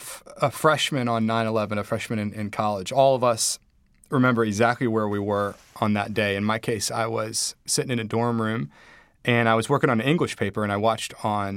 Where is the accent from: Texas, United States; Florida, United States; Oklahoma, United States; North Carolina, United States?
North Carolina, United States; Charlotte; I felt very blessed having grown up with the opportunities I'd had, gone to great schools, growing up in Charlotte and then being in college.